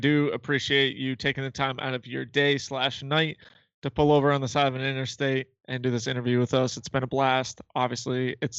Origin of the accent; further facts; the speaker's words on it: New England, United States; a majority of people, especially Matt and I, we grew up in the New England area